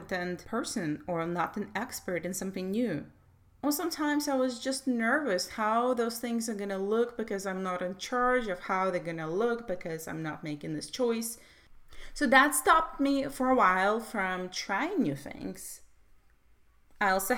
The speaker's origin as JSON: {"language": "English", "country": "Russia", "tie": "born or raised there", "said": "I was brought up in Soviet Russia"}